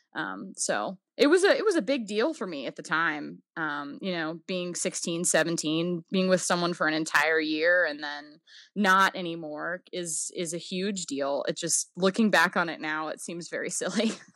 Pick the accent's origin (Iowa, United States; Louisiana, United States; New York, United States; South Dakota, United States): Louisiana, United States; New Orleans; moved away; also born or lived in Virginia; I grew up in the Deep South. New Orleans is very different than most of the rest of the Deep South